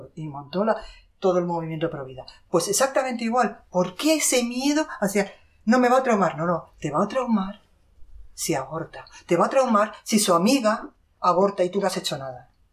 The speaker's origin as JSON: {"language": "Spanish", "country": "Spain", "said": "soy española"}